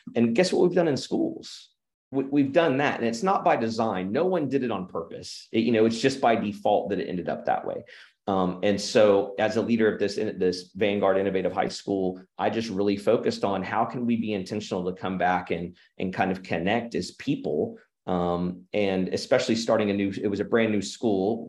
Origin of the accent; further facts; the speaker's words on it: Oklahoma, United States; also born or lived in Illinois / Arkansas; And then I've been in Oklahoma s, my, my whole life. Moved here when I was five from Illinois and, uh, except for six years in Arkansas, which is a phenomenal experience, been right here in Oklahoma